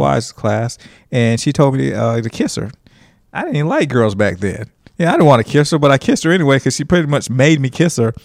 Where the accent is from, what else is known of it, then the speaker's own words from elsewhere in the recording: Huntsville, Alabama, United States; also born or lived in Nigeria; I was born in Nigeria, and we moved to Huntsville, Alabama, of all places